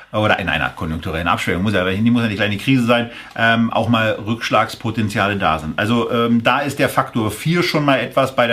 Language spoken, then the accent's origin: German; Berlin, Germany; Ich bin Berliner. Ich motze